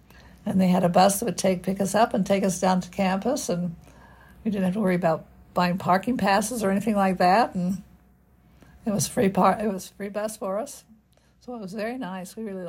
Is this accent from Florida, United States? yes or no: no; Salt Lake City, Utah, United States; I don't know if you're familiar with Salt Lake or not, but I lived about 5600 South and Highland Drive.